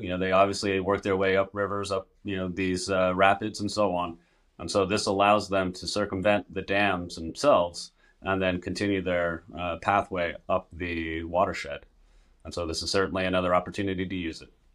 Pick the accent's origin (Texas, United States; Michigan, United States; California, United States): California, United States; Northern; I'm there in my hometown